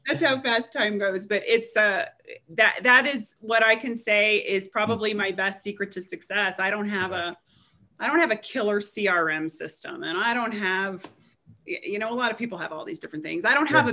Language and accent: English; Nebraska, United States; also born or lived in Chicago, Illinois; now in Frisco, United States; growing up in Nebraska